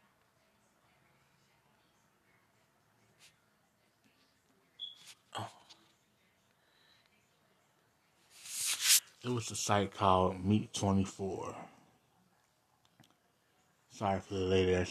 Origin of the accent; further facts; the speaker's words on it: Cincinnati, Ohio, United States; I'm from Cincinnati